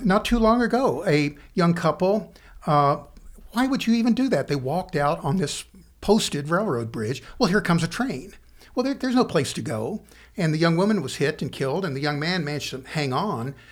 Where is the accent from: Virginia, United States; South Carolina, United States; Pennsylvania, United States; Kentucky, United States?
Kentucky, United States; Central City; moved away as an adult; also born or lived in Danville, Kentucky / Owensboro, Kentucky / Lexington, Kentucky / Richmond, Kentucky; I grew up in Muhlenberg County in Central City